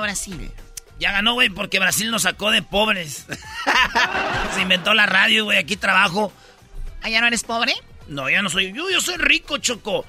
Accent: Tepatitlán, Jalisco, Mexico; yo cuando era niña en Tepatitlán tuve una clase de taekwondo

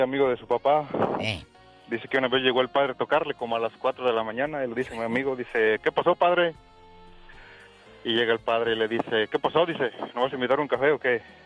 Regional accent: near Tarimoro, Guanajuato, Mexico; mi pueblo, de Tarimoro, Guanajuato

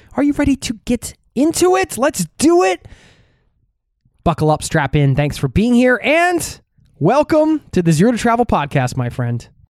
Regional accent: United States; now in Norway; back in my home country in the U S A, visiting family 'cause I live overseas

